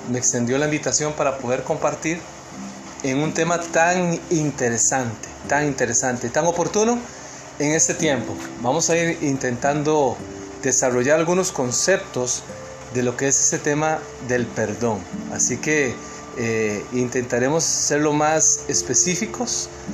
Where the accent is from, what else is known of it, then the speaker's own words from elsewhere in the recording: Costa Rica; moved away as an adult; now in New Jersey, United States; soy tico, ¿verdad? Soy costarricense